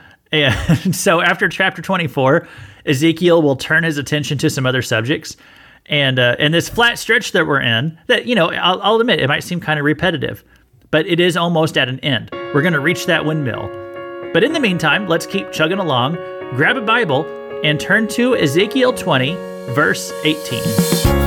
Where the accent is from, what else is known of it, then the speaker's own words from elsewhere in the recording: Missouri, United States; I'm from Missouri